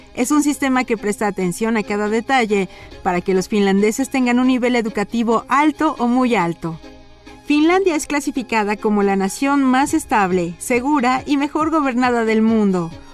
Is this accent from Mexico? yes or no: yes; Mexico; la calidad de vida que tenemos como mexicanos